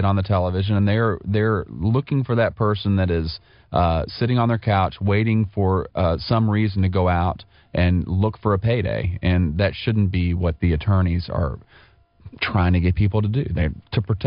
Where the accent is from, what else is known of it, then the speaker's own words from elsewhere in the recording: Louisville, Kentucky, United States; I grew up in the Louisville area